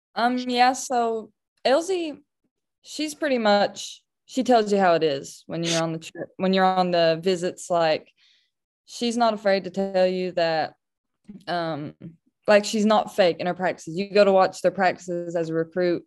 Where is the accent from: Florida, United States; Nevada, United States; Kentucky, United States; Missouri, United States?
Kentucky, United States; my state, my hometown